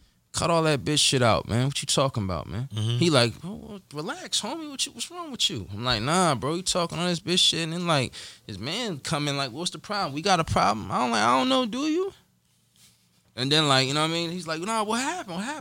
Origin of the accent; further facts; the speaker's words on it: Lawnside, New Jersey, United States; I'm from Longside